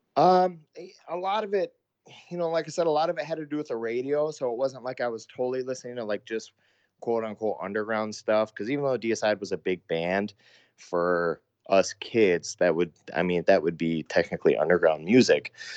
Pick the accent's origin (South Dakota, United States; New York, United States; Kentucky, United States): South Dakota, United States; Sioux Falls; my hometown that I'm from, Sioux Falls, South Dakota